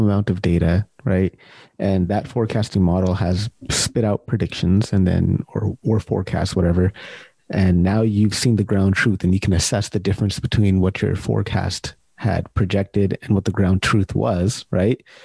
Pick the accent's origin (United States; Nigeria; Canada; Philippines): United States; Sacramento, California; I'm from Sacramento, born and raised in Sacramento